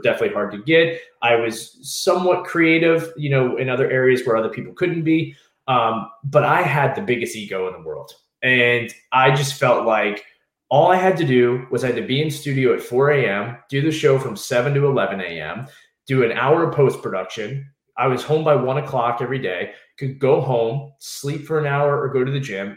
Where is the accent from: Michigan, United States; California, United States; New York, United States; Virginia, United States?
Virginia, United States; Southeast; moved away as an adult; also born or lived in Washington, District of Columbia, United States / Norwalk, Connecticut; I was from Southeast Virginia.